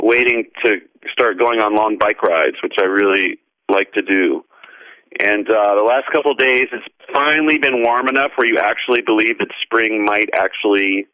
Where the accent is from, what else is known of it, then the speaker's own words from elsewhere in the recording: North Carolina, United States; Growing up in North Carolina